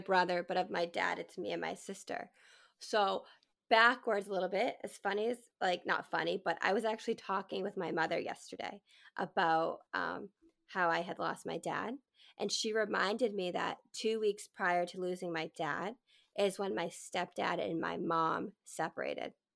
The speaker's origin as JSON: {"language": "English", "region": "New England", "country": "United States", "tie": "born or raised there", "said": "So I grew up in New England, born and raised"}